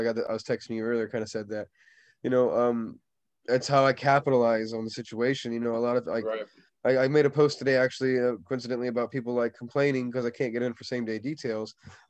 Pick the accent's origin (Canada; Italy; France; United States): United States; Indiana; now in Florida, United States; You know, I'm from Indiana. Like, and I'm a Floridian now. I've lived here most of my life. I'm from Indiana, right.